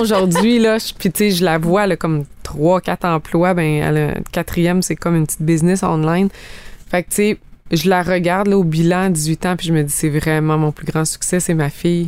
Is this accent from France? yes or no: no; Abitibi, Quebec, Canada; moved away as an adult; now in Estrie, Canada; je viens de l'Abitibi.